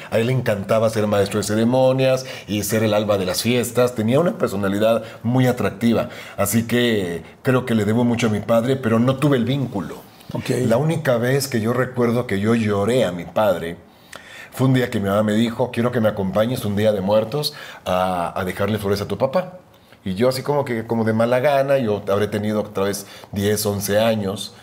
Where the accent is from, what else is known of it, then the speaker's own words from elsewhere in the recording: Guatemala City, Guatemala Department, Guatemala; moved away as an adult; also born or lived in Miami; now in Mexico; Ciudad de Guatemala, alguna gente piensa que nací en Antigua. No, Ciudad de Guatemala, que es la capital.